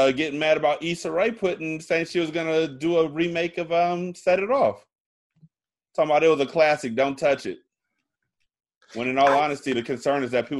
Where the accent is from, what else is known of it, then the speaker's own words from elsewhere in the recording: California, United States; moved away as an adult; also born or lived in Washington, D.C.; I didn't stop sounding like I was from California.